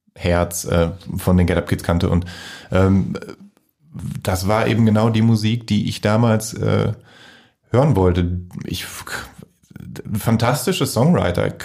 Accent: Voerde, North Rhine-Westphalia, Germany; mein Freundeskreis aus meiner Heimatstadt in Förde

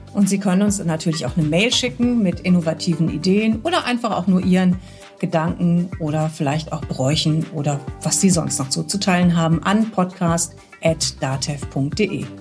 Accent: Cologne, North Rhine-Westphalia, Germany; bei uns in Köln

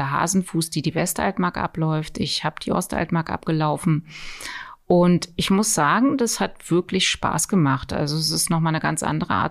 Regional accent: Wanzer, Saxony-Anhalt, Germany; mein Heimatdorf, wo meine Datsche steht, das ist Wanzer.

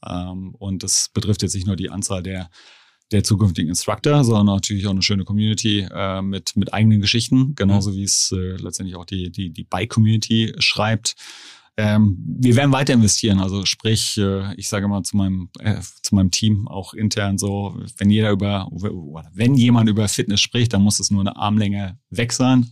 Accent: Germany; ich sehe mich nur rein als Deutscher

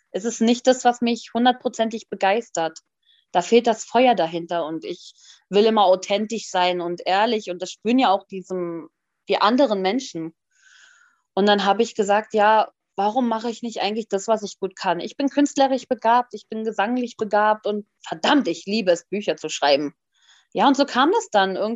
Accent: Hanover, Lower Saxony, Germany; und ich komme aus Hannover.

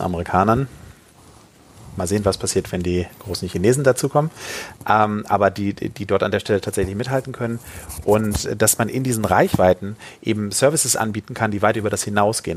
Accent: Hamburg, Germany; als Hamburger darf ich

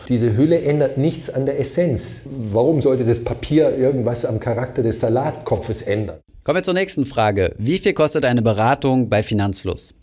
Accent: Germany; bei uns in Deutschland

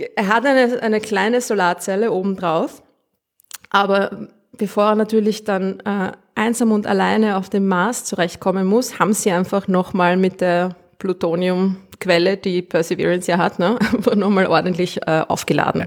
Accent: Austria; accent: Austrian

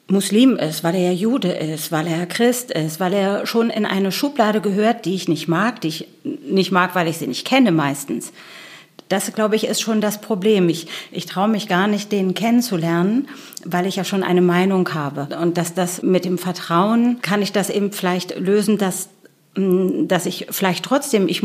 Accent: Berlin, Germany; born there; Und als ich gesagt habe, ich bin sogar in Berlin geboren, äh, das konnten die sich gar nicht vorstellen.

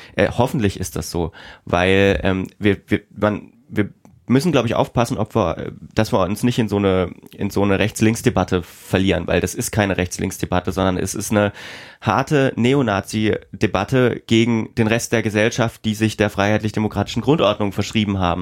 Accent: Themar, Thuringia, Germany; ich komme aus der Region um Thema

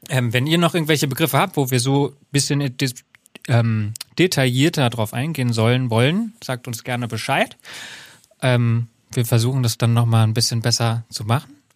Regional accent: Hesse, Germany; ich komme aus, aus Hessen und bei einer kleinen freiwilligen Feuerwehr gelernt

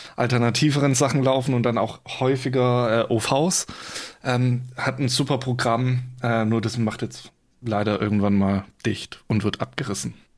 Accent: Swabia, near Stuttgart, Baden-Württemberg, Germany; now in Giessen, Germany; Ich komme eigentlich aus dem Schwabenland, ja. Also ähm, in der Nähe Stuttgart, beziehungsweise in, in so einem Kaff zwischen Stuttgart, Karlsruhe

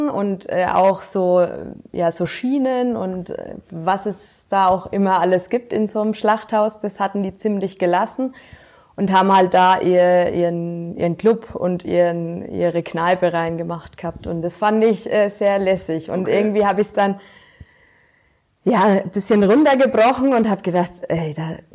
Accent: Wülfershausen, Bavaria, Germany; Aus Wilfershaus.

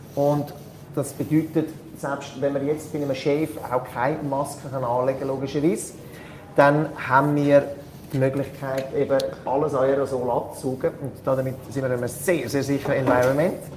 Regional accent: Switzerland; bei uns in der Schweiz

